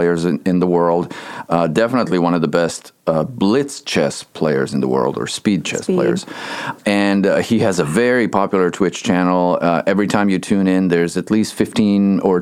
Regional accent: Bosnia & Herzegovina; moved away; I grew up in Bosnia, Bosnia-Herzegovina, back in Europe.

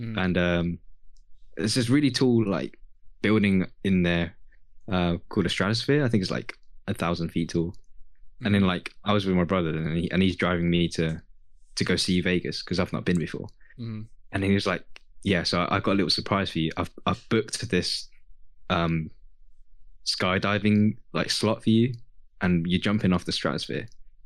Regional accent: United Kingdom; my home country. Well, home country, like the UK where I was born

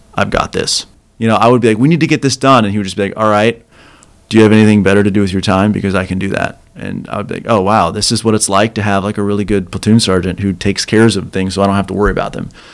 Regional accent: Kansas, United States; moved away as an adult; I grew up in Kansas

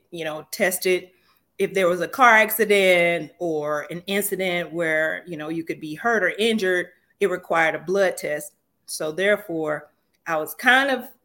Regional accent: Florida, United States; growing up in Florida

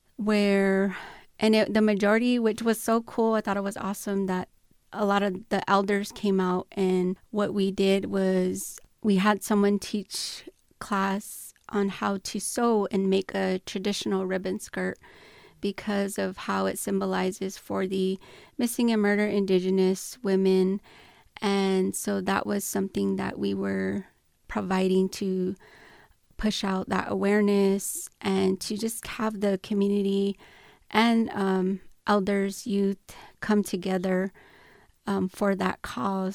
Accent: Chuichu, Tohono O'odham Nation, Arizona, United States; also born or lived in Gu Oidak; I grew up in Chulic

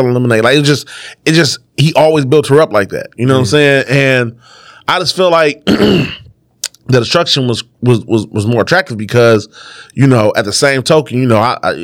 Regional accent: Detroit, Michigan, United States; I'm from West Side 7 Mile

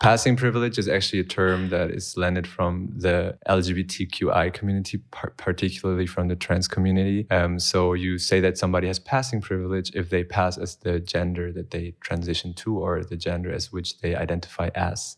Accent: Germany; now in Berlin, Germany; I was born in Germany

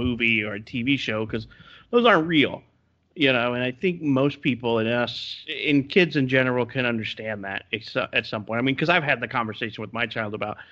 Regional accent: Florida, United States; moved away; I grew up in Florida where they had a pretty good bad gang problem

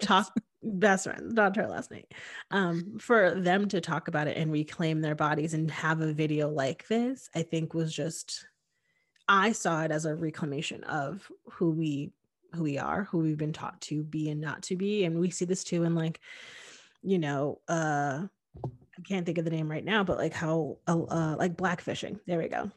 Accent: Hamden, Connecticut, United States; I grew up in Connecticut, um, in a very diverse place. I lived in Hamden, which was in New Haven County

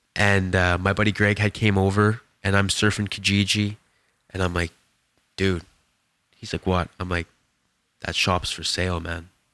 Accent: Edson, Alberta, Canada; moved away as an adult; now in Kelowna, Canada; went back to my hometown, and, um, and ended up, um, cutting hair that day in my shop back in Edson

